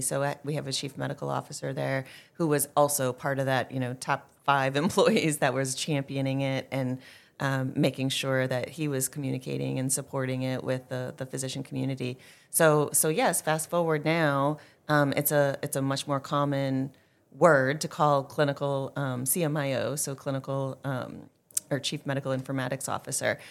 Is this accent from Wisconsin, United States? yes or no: yes; Green Bay, Wisconsin, United States; moved away; born and raised in Green Bay, Wisconsin